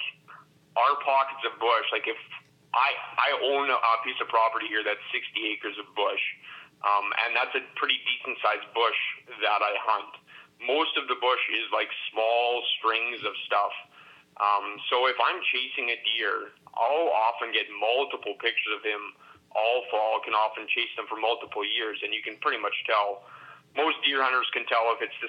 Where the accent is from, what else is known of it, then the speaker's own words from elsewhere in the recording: Elm Creek, Manitoba, Canada; I grew up here in Elm Creek, which is a community of about 250 people